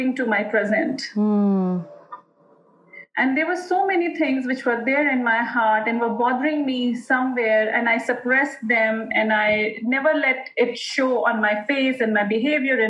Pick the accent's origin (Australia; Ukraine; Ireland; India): India; Modinagar, Uttar Pradesh; We are a family wherein we are three sisters from India. And from a small town of India, Modinagar.